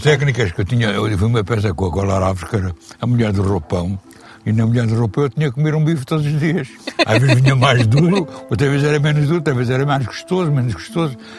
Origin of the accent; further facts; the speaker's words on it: Lisbon, Portugal; also born or lived in Porto; Eu nasci em Lisboa, na Costa do Castelo. Por baixo do Castelo de São Jorge. Sou Moro